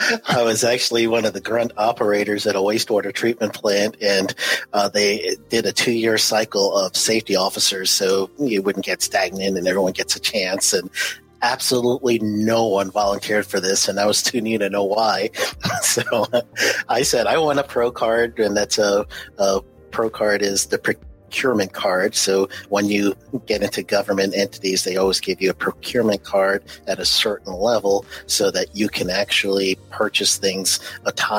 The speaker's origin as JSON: {"language": "English", "town": "New York City", "region": "New York", "country": "United States", "tie": "born or raised there", "also_born_or_lived": "Orlando, Florida / Cleveland, Tennessee", "moved": "as an adult", "said": "left New York, which I was born and raised in Queens, New York, left New York in 89, landed in Orlando, Florida"}